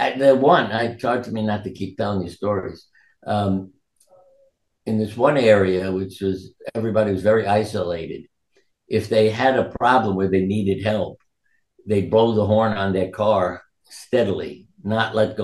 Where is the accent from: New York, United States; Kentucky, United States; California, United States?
New York, United States; New York City; I was born in New York